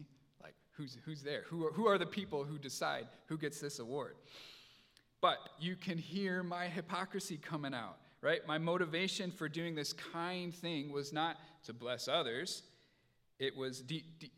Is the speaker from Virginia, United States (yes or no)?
no; Indiana, United States; moved away; I grew up in Indiana